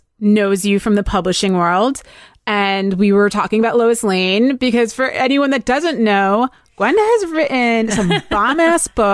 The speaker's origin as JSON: {"language": "English", "region": "New Jersey", "country": "United States", "tie": "born or raised there", "said": "I'm a dirty Jersey girl"}